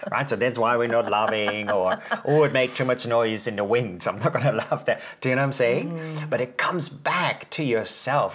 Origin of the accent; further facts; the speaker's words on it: Netherlands; I'm from the Netherlands